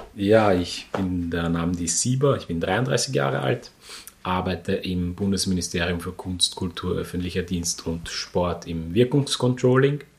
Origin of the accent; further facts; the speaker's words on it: Austria; bin ich trotzdem aus Österreich. Also ich gebe dann auch nicht nach und gebe ihnen, was sie hören wollen, sondern ich bin einfach Österreicher